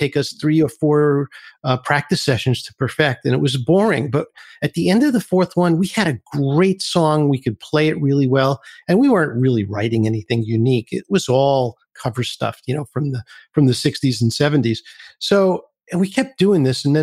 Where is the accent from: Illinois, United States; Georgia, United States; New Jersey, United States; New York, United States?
New York, United States; New York City; I grew up in Brooklyn, New York